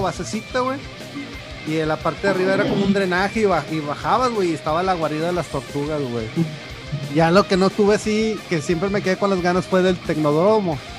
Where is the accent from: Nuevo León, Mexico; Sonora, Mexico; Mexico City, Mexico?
Nuevo León, Mexico; Monterrey; also born or lived in Torreón, Coahuila, Mexico; yo nací en Torreón y mis hermanos, güey. Y luego nos vinimos a Monterrey como en el 94